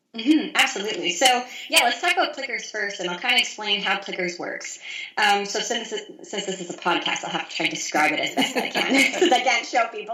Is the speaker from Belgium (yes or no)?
no; Saskatchewan, Canada; moved away as an adult; now in United States; I'm originally from Saskatchewan, Canada, born and raised.